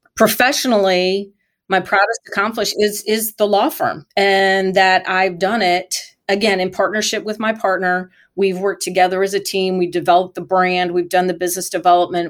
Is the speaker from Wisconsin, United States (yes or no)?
no; Michigan, United States; I grew up in Michigan near Michigan International Speedway